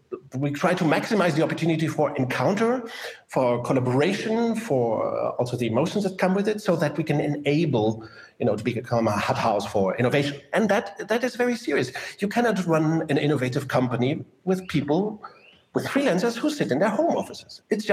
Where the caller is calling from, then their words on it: Germany; And I'm talking from Germany.